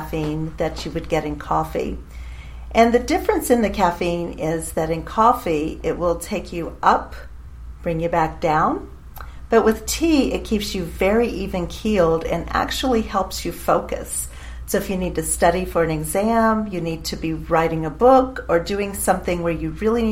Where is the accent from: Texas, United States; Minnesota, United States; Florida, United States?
Florida, United States; St. Augustine; moved away as an adult; now in Nashville, United States; I actually lived most of my life in St. Augustine, Florida, but I've been in Nashville, Tennessee now